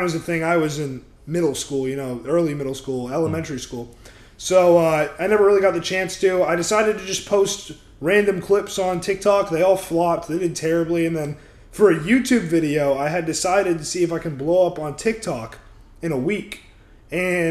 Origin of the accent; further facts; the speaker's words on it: Orlando, Florida, United States; also born or lived in Georgia; I'm actually from Orlando, Florida. I was I wasn't born in Florida, I was born in Georgia, but that doesn't even matter. I spent most of my life in Florida